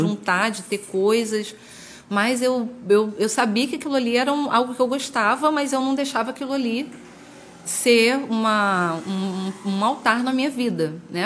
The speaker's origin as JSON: {"language": "Portuguese", "area": "Jardim Catarina", "region": "Rio de Janeiro", "country": "Brazil", "tie": "born or raised there", "said": "eu congregava na Assembleia de Deus da Rua 7, no Jardim Catarina. Rua 7, assim, era na época, né? Pelo menos sempre era uma igreja conhecida. Uhum. E eu cresci lá"}